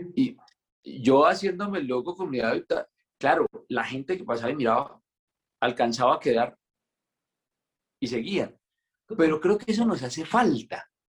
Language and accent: Spanish; Pinchote, Santander, Colombia; also born or lived in Bucaramanga; soy de un pueblito que se llama Pinchote Santander